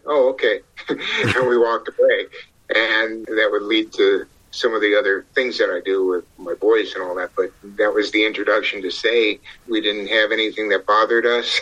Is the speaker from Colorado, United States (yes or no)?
no; Ohio, United States; From the way I was brought up in the Midwest in Ohio